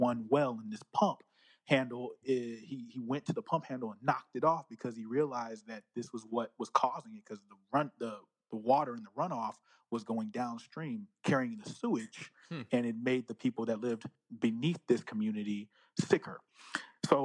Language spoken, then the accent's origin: English; Northern California, United States; I'm from Northern California.